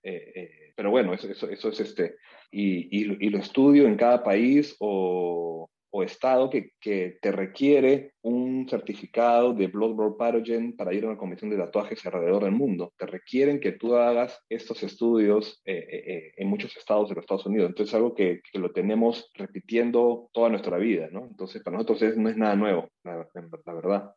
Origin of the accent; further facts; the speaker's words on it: Peru; Yo soy eh, un peruano